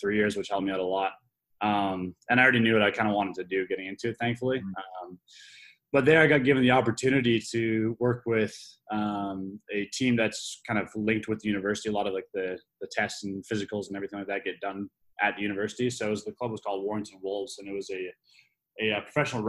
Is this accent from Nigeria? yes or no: no; Vancouver, British Columbia, Canada; moved away as an adult; also born or lived in United Kingdom / Springfield, Massachusetts; now in North Carolina, United States; I'm originally from the West Coast of Canada, Vancouver area